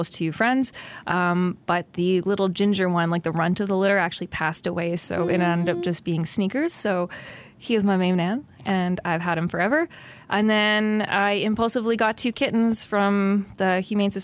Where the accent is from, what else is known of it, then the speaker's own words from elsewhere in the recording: Ottawa, Ontario, Canada; moved away as an adult; now in Quinte, Canada; I technically grew up in the suburbs in Kanata. I'm a Kanata girl